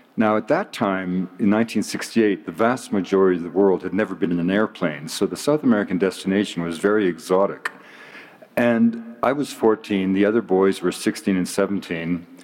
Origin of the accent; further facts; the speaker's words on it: British Columbia, Canada; I'm from British Columbia